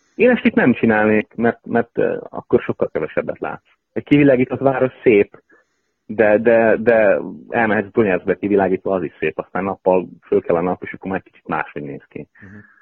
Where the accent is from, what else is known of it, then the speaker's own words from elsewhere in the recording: Hungary; moved away; nem otthon élettem nagyon sok éve